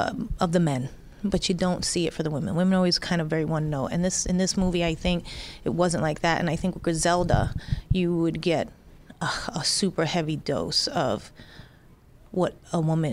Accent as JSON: {"language": "English", "town": "New York City", "region": "New York", "country": "United States", "tie": "born or raised there", "said": "from just growing up in the Bronx."}